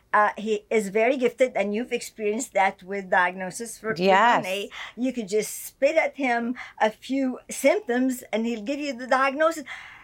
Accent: Egypt; born there; Okay. I was born in Egypt to a Christian family.

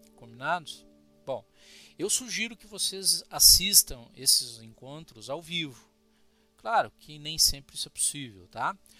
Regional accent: Cruz Alta, Rio Grande do Sul, Brazil; Sou de Cruz Alta, sou gaúcho

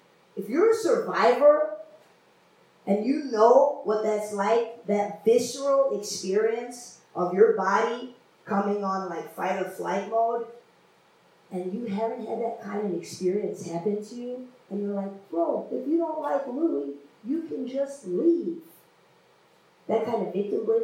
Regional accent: India; moved away; I come from India.

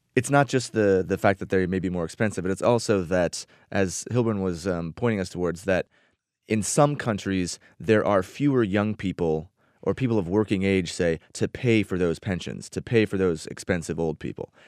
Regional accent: United States; speaking as an American who spends a lot of time in Europe.

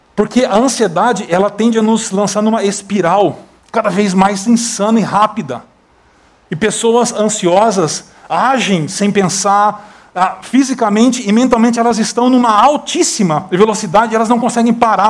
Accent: Brazil; moved away as an adult; sou brasileiro

